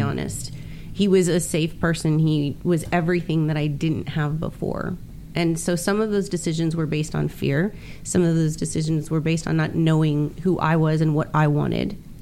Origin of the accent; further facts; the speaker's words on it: Miami, Florida, United States; moved away as an adult; also born or lived in Texas; now in California, United States; growing up in Miami